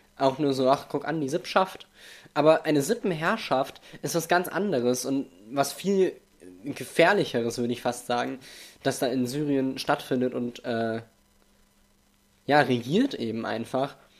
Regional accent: Germany; Denn ich bin in Deutschland geboren. Ich bin Deutscher von deutschen Eltern.

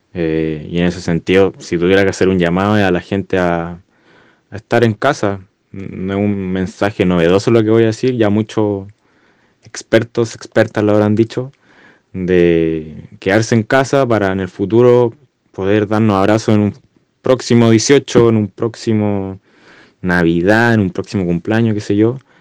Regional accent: Santiago, Santiago Metropolitan Region, Chile; como santiaguino

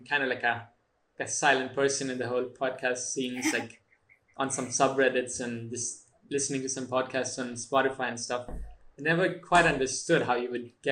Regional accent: India; moved away; growing up in India, you kind of get introduced with that.

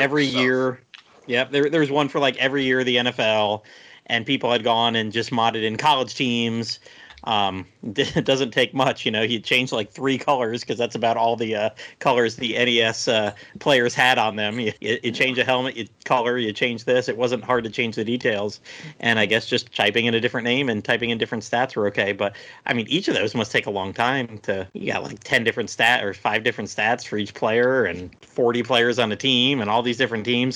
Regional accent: Tampa, Florida, United States; I grew up around the Tampa Bay area

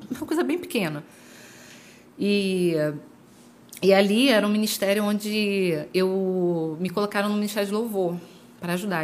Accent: Jardim Catarina, Rio de Janeiro, Brazil; eu congregava na Assembleia de Deus da Rua 7, no Jardim Catarina. Rua 7, assim, era na época, né? Pelo menos sempre era uma igreja conhecida. Uhum. E eu cresci lá

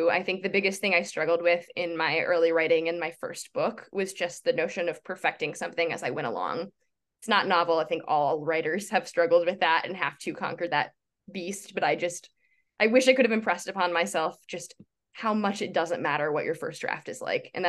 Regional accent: Midwest, United States; I I grew up in the Midwest.

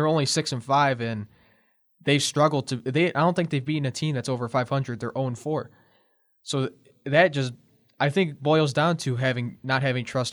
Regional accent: Cleveland, Ohio, United States; I'm from Cleveland

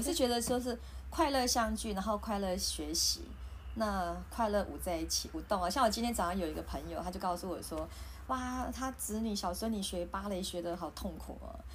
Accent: Taiwan; 我们台湾人

